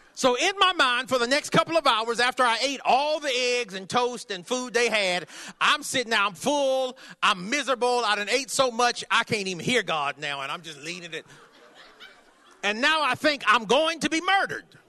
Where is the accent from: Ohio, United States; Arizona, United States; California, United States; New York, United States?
California, United States; I'm from California.